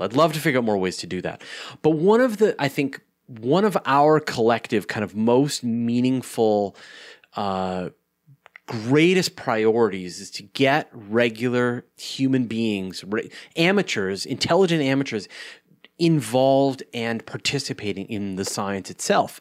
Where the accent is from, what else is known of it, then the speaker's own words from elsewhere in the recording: Canada; I'm a Canadian.